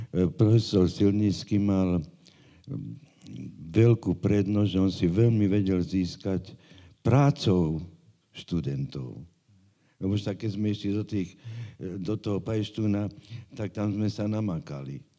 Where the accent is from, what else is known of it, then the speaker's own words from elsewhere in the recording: Bratislava, Bratislava Region, Slovakia; Ja som Bratislavčan rodom.